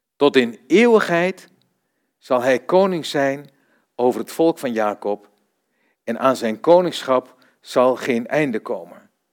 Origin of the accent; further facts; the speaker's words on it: Vroomshoop, Overijssel, Netherlands; moved away; also born or lived in Almelo / Rotterdam / Zevenaar / Duiven; Ik kom uit Vroomshoop